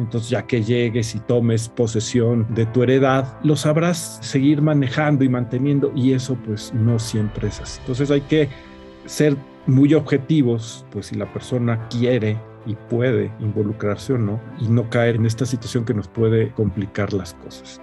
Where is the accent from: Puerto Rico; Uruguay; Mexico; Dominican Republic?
Mexico; como sociedad mexicana